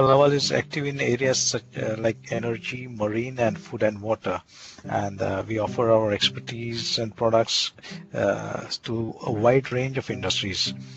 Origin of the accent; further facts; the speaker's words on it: India; moved away as an adult; now in Lund, Sweden; I come from India basically. I was born and brought up there, and I did my entire education there